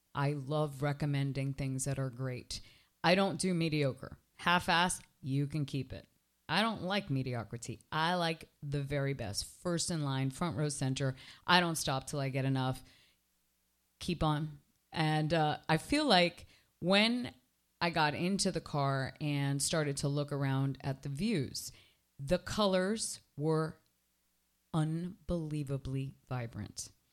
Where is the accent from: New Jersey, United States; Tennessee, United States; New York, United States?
New Jersey, United States; now in Miami, United States; I come from Jersey